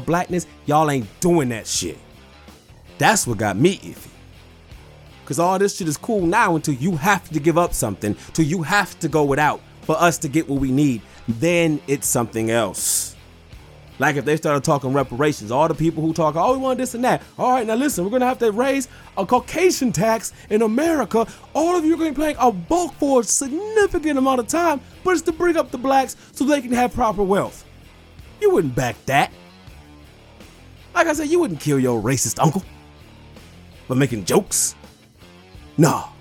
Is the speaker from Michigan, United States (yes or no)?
yes; Detroit, Michigan, United States; I'm from Detroit